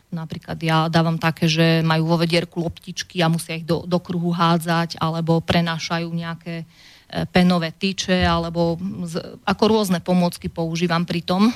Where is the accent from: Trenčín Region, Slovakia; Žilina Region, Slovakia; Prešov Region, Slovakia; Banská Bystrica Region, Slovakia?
Banská Bystrica Region, Slovakia; Orovnica; moved away as an adult; also born or lived in England; som rodačka z Orovnice